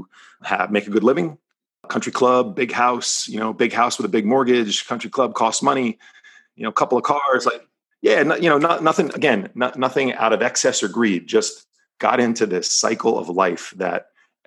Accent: New Jersey, United States; moved away as an adult; now in Palos Verdes, United States; I was born and raised right outside of New York City in New Jersey.

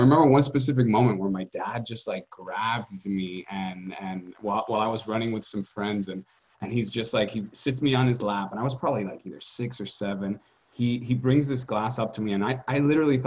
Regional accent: Dominican Republic; growing up in the Caribbean

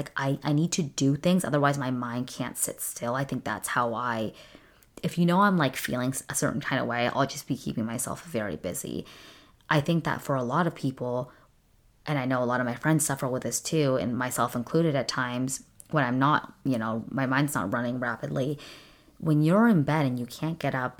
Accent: California, United States; My dad, growing up in Southern California, we lived really close to Disneyland. So my dad got us passes when we were little kids.

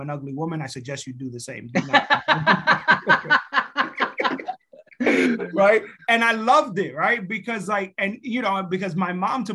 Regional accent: New York, United States; moved away; also born or lived in Dominican Republic / Providence / Boston; I was born in New York, grew up in DR for 4 years, and then came back to New York for a year, moved to Providence.

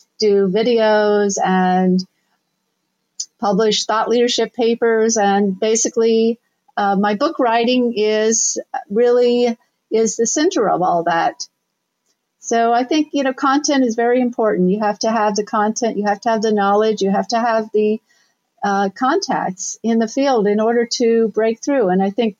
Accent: Southern Ohio, United States; moved away as an adult; also born or lived in New York City; I'm originally from Southern Ohio

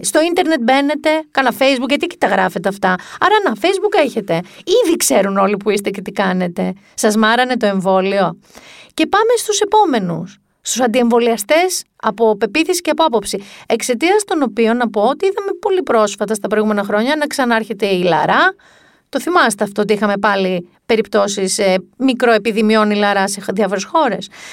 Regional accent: Mani, Peloponnese, Greece; στη Μάνη, την πατρίδα μου

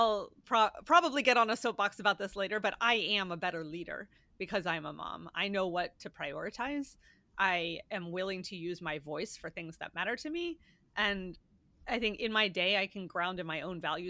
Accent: Pennsylvania, United States; I'm from Pennsylvania

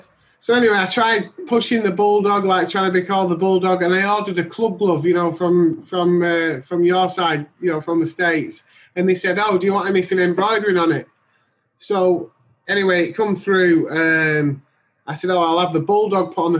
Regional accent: Huddersfield, Yorkshire and the Humber, United Kingdom; I'm in England. I'm in just next to my hometown, Huddersfield.

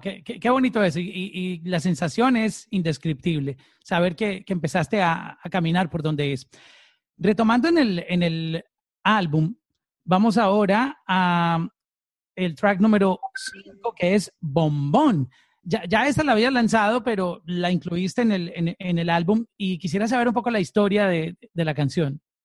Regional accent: Colombia; now in Miami, United States; como decimos en, en mi país, en Colombia. Eh, yo estoy aquí en Miami, pero siempre representando Colombia.

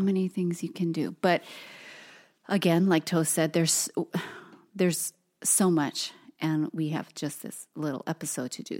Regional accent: Hawaii, United States; we have many generations of our family, um, being born and raised on the islands

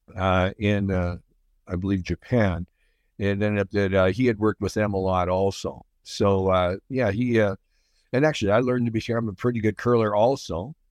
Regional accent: Speers, Saskatchewan, Canada; It was north of Saskatoon, east of North Battleford, a little place called Spears, Saskatchewan

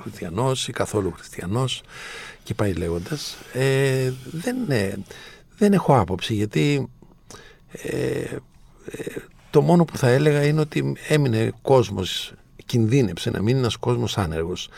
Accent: Andros, South Aegean, Greece; το νησί μου, την Άνδρο

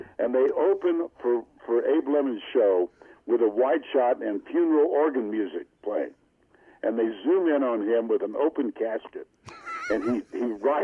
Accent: Austin, Texas, United States; a guy who did grow up in Austin

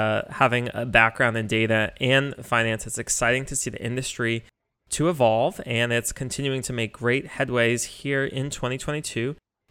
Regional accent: New York City, New York, United States; my hometown, New York City

